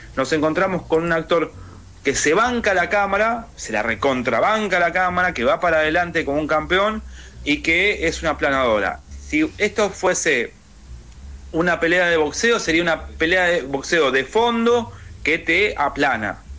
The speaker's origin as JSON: {"language": "Spanish", "country": "Argentina", "said": "acá en Argentina lo tenemos"}